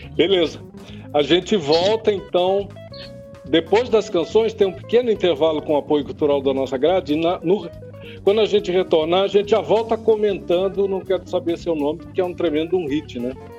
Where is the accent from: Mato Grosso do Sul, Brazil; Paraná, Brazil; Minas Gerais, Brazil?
Mato Grosso do Sul, Brazil; Campo Grande; Eu nasci aqui em Campo Grande